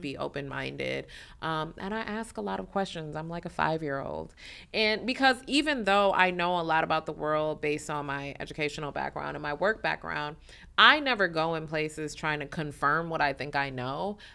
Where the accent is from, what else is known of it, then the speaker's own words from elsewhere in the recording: Detroit, Michigan, United States; moved away as an adult; also born or lived in New York; I'm born and raised in Detroit